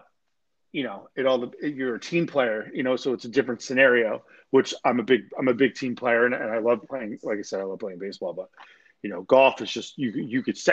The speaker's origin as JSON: {"language": "English", "town": "Hamilton Square", "region": "New Jersey", "country": "United States", "tie": "born or raised there", "also_born_or_lived": "Princeton, New Jersey", "moved": "as an adult", "lives_now": "Florida, United States", "said": "I was born in Princeton. I'm from Mercer County, Hamilton Square, Yardville area, like West Central New Jersey"}